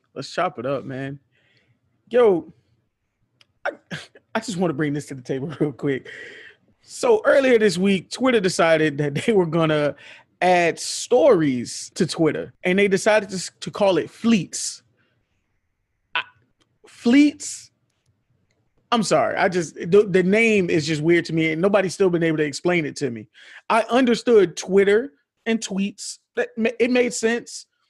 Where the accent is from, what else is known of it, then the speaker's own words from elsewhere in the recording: Miami, Florida, United States; I'm not from Florida. I'm from Miami. Miami, that's in Dade County